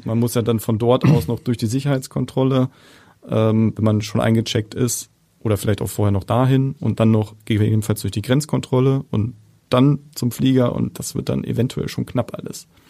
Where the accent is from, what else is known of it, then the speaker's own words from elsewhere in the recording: Hamburg, Germany; als echter Hamburger